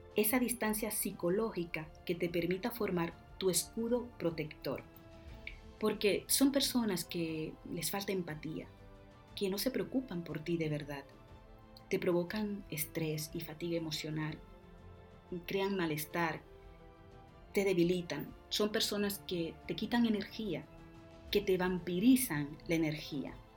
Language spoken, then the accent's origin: Spanish; Dominican Republic; Como decimos en mi tierra, República Dominicana